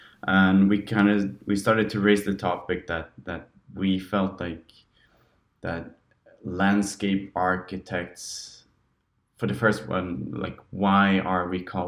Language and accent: English; Sweden; moved away; And since I moved from Sweden, I kind of felt like I wanted to raise the topics not only in Swedish but also in English to gain a broader group of people.